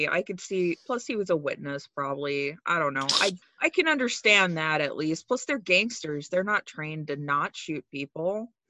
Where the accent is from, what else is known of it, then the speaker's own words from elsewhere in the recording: United States; I'm an American